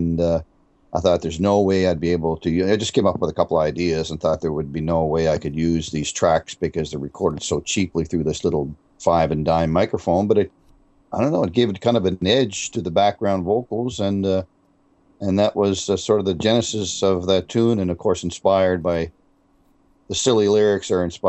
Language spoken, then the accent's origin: English; Canada; And so being a Canadian and loving my country